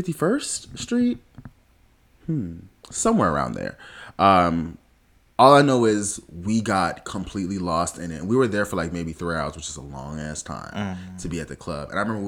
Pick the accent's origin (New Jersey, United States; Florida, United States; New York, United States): Florida, United States; South; growing up in South Florida, I was really grown at a very young age.